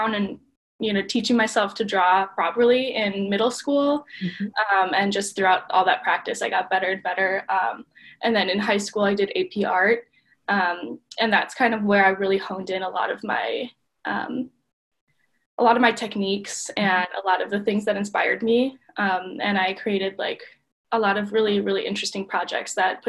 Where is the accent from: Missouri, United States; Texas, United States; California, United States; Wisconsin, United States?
Wisconsin, United States; Milwaukee; I'm from Milwaukee